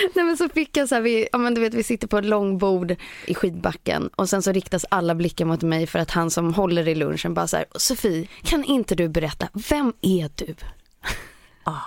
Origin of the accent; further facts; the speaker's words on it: Lidingö, Stockholm County, Sweden; på Lidingö då, då, där jag kommer ifrån